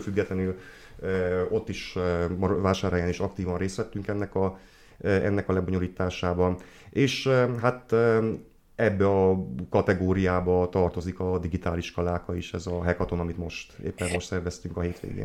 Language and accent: Hungarian; Odorheiu Secuiesc, Harghita County, Romania; moved away as an adult; also born or lived in Cluj-Napoca; now in Odorheiu Secuiesc, Romania; székelyudvarhelyi származású vagyok, tehát innen mentem